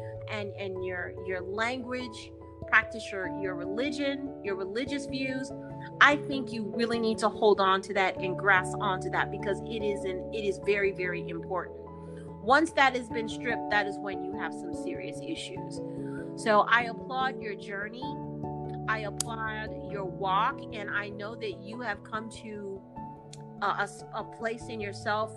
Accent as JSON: {"language": "English", "region": "Midwest", "country": "United States", "moved": "yes", "lives_now": "New Mexico, United States", "said": "I'm from the Midwest"}